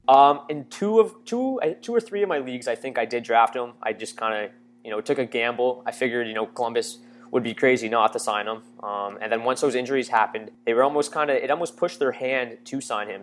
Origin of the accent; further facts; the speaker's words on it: Windsor, Ontario, Canada; I'm from Windsor, Ontario, so I went to a local college, uh, in Ontario here